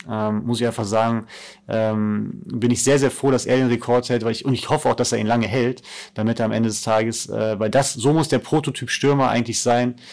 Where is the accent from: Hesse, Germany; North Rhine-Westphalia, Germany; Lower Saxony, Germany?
North Rhine-Westphalia, Germany; Cologne/Bonn area; moved away; meine Heimat. Also Köln war besonders, ähm, auch als, als Stadt, weil ich im Endeffekt 20 Minuten in Bonn war bei meiner Familie